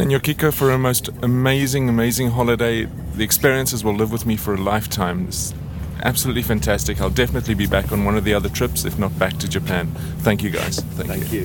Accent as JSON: {"language": "English", "country": "Costa Rica", "said": "I'm Christian. I'm from Costa Rica"}